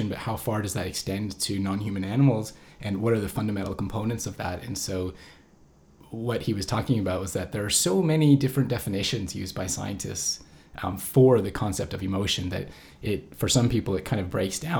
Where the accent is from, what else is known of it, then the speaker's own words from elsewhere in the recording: Canada; as a Canadian